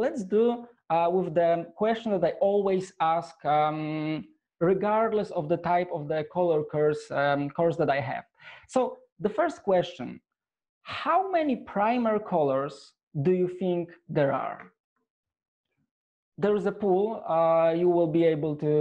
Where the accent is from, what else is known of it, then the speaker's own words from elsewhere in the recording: Poland; I'm from Poland.